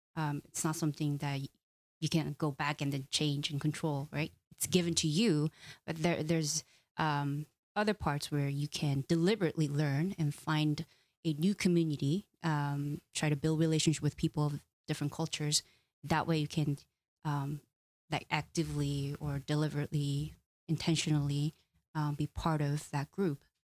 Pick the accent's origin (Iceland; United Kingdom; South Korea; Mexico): South Korea; now in United States; I'm come from Korean culture where we value relationships